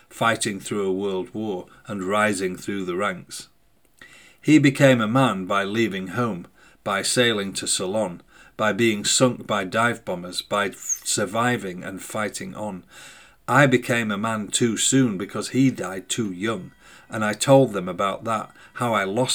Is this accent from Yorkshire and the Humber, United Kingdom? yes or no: yes; Sheffield, Yorkshire and the Humber, United Kingdom; the city that had birthed me, that had formed me